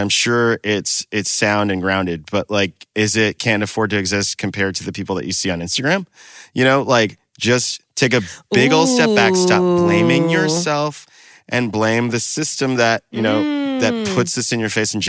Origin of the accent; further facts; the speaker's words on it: the South, United States; As a Southerner